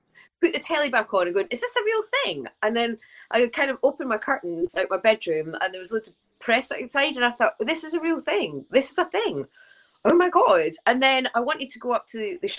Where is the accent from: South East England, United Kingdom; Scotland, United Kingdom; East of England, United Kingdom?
Scotland, United Kingdom; I'm Scottish